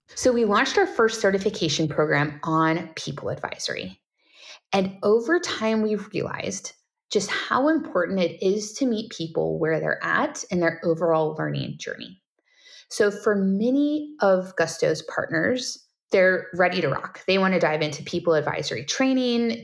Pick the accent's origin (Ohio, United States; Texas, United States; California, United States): California, United States; I'm born and raised in California, so Californian by heart